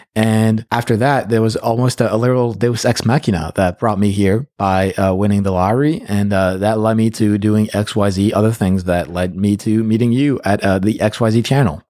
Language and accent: English; Paris, Île-de-France, France; moved away as an adult; now in United States; I was, uh, born and raised in Paris